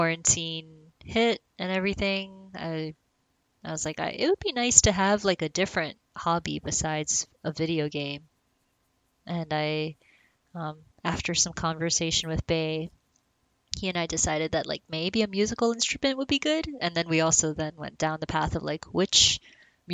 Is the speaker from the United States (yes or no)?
yes; Hawaii, United States; I'm from Hawaii